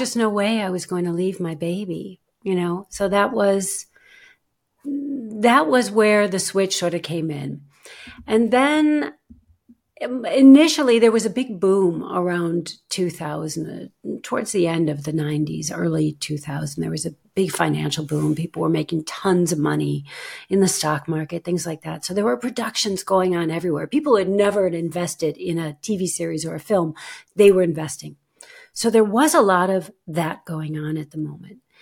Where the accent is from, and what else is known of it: United States; moved away as an adult; now in Germany